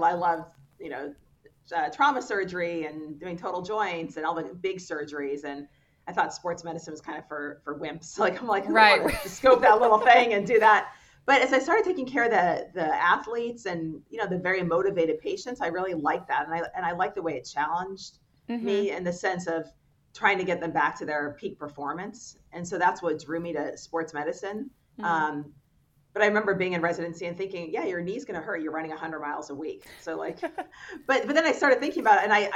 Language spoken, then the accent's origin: English; Southern California, United States; moved away as an adult; also born or lived in Baltimore, Maryland / Washington, D.C. / Pittsburgh, Pennsylvania; I grew up in Southern California